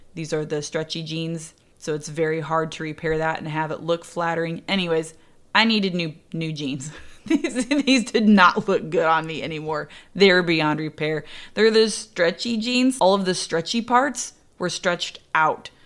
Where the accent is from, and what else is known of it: Indiana, United States; born or raised there